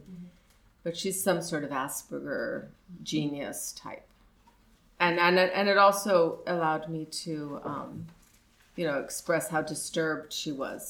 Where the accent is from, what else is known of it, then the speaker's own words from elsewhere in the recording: Mexico City, Mexico; You know, I grew up in Mexico City before we had the North American Free Trade Agreement